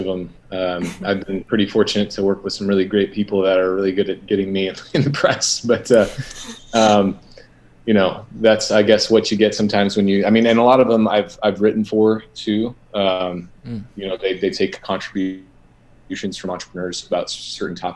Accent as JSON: {"language": "English", "region": "Iowa", "country": "United States", "tie": "born or raised there", "also_born_or_lived": "California", "moved": "as an adult", "said": "Born and raised in Iowa, super wholesome Midwestern upbringing"}